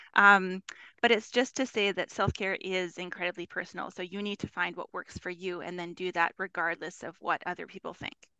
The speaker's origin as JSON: {"language": "English", "town": "Winnipeg", "region": "Manitoba", "country": "Canada", "said": "I am from Winnipeg, Manitoba, Canada, both Canadian"}